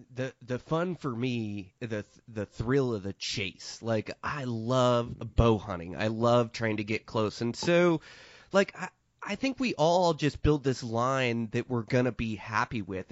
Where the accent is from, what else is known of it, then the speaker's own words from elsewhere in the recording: Montana, United States; my home state of Montana in eastern Montana